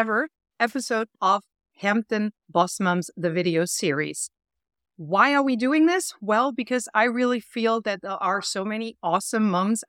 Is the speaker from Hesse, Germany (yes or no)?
no; Berlin, Germany; now in Sag Harbor, United States; I moved here 7 years ago from Germany, Berlin, so that was quite the culture shock, I would say.